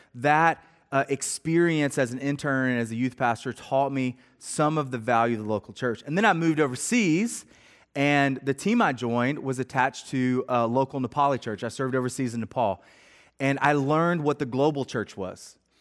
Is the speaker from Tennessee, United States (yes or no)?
yes; Middle Tennessee, United States; I grew up in Middle Tennessee